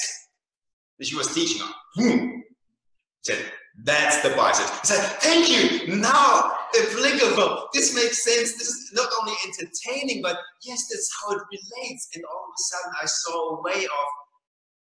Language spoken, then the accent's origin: English; Germany; moved away; I grew up in Germany